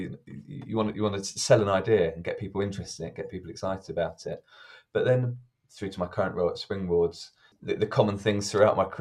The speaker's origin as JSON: {"language": "English", "region": "London", "country": "United Kingdom", "tie": "born or raised there", "said": "I grew up in South London."}